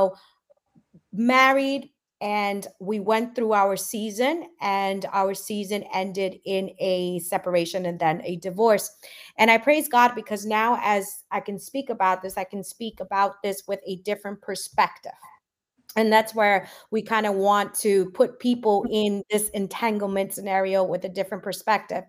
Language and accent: English; New York, United States; accent: New York; also born or lived in Guatemala; I'm 100% Guatemalan. I was born in Guatemala, came here at the age of 3, and I'm in New York